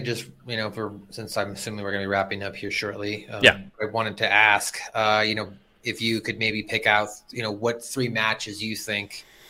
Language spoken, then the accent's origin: English; United States; as an American